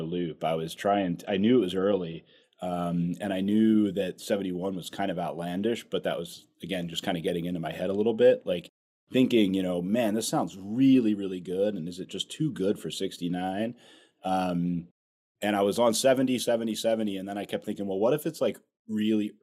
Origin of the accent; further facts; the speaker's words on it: outside Philadelphia, Pennsylvania, United States; I grew up outside Philadelphia